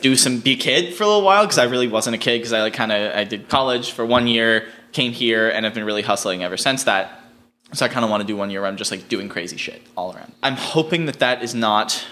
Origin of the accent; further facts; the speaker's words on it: East Coast, United States; now in Los Angeles, United States; I grew up on the East Coast, not in Utah